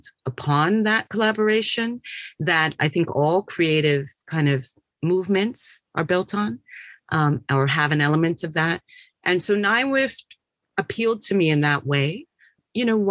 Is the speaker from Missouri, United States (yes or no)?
no; New York, United States; moved away as an adult; also born or lived in Los Angeles / Boston / Cambridge; I'm originally from New York, and I went to LA after college